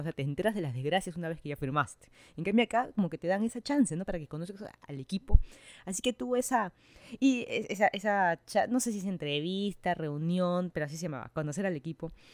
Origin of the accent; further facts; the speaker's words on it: Lima, Peru; moved away as an adult; now in Miami, United States; yo soy de Lima, Perú, estoy hace más de un año, casi año y medio ya viviendo en Miami, Florida